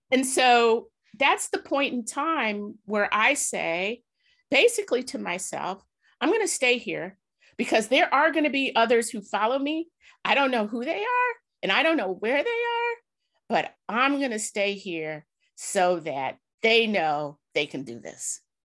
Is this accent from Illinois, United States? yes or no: yes; Chicago, Illinois, United States; I was born in Woodlawn